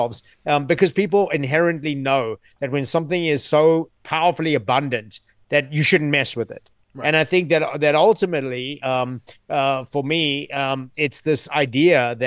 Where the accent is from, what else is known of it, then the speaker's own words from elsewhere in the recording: South Africa; also born or lived in New York City; now in United States; I grew up in South Africa